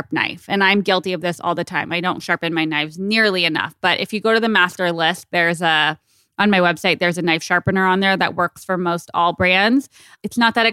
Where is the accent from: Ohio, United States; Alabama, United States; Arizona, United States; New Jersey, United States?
Arizona, United States; Tucson; moved away; I miss Tucson. It's where I grew up